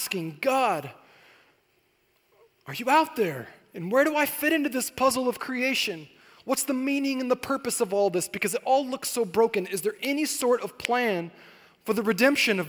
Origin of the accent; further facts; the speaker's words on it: Corona, California, United States; moved away as an adult; also born or lived in Temecula Valley; now in Temecula, United States; I grew up in Corona, and I had moved out here to the Temecula Valley